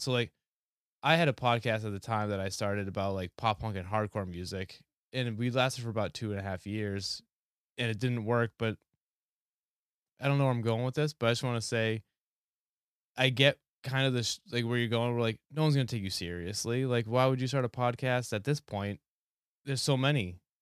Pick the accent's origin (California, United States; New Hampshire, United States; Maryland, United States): New Hampshire, United States; I'm from New Hampshire